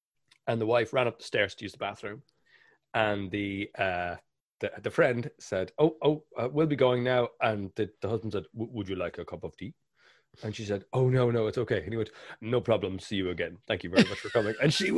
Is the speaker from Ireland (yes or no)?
yes; Ireland; Because we're both Irish and this is going to be a really intense conversation.